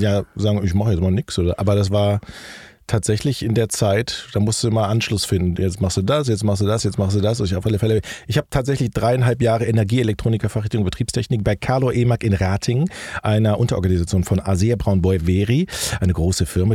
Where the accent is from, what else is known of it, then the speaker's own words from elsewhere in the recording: North Rhine-Westphalia, Germany; moved away as an adult; also born or lived in Hilden / Wuppertal / Düsseldorf / Hamburg; Ich komme aus dem Rheinland